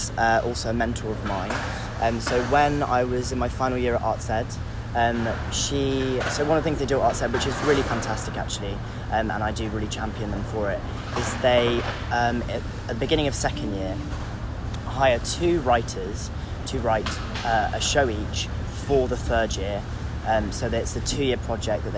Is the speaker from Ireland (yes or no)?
no; London, United Kingdom; also born or lived in North of England; being part Northern and also being a Londoner